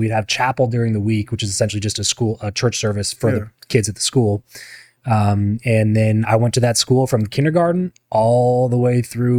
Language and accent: English; Lancaster, California, United States; moved away as an adult; now in Las Vegas, United States; grew up in LA area, a town called Lancaster.